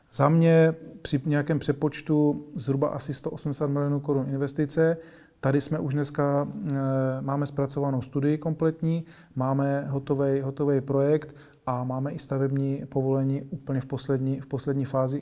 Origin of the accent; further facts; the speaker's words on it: Moravian-Silesian Region, Czechia; moved away as an adult; also born or lived in Prague; já teda jsem původem eh, taky ze Severní Moravy